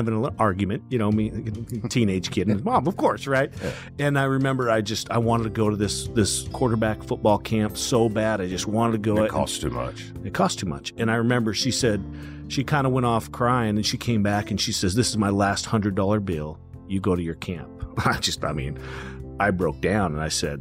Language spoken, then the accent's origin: English; Kimberly, Idaho, United States; I'm just a small farm kid from Idaho